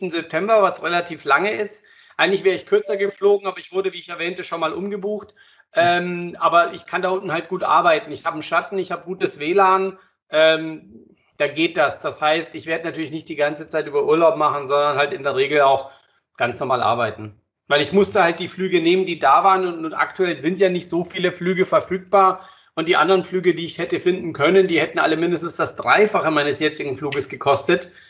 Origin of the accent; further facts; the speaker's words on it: Croatia; Und ja, gut, ich bin ja Kroate, ich habe ein Haus da am Meer.